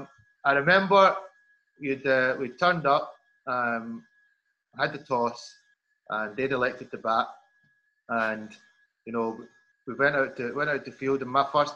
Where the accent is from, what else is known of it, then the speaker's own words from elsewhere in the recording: Scotland, United Kingdom; I said I was from Scotland.